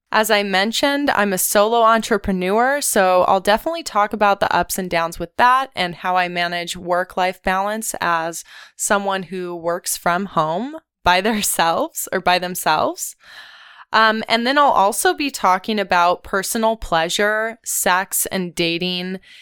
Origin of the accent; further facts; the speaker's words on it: Ventura, California, United States; I'm a SoCal native. I grew up in Ventura, California